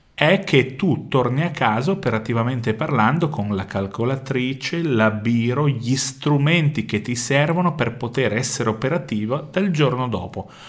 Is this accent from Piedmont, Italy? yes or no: yes; Vercelli, Piedmont, Italy; Io vengo da Vercelli